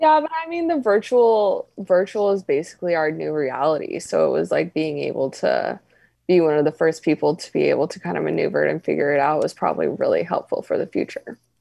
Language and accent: English; Reno, Nevada, United States; growing up in Reno, like, you're, I was always around the casino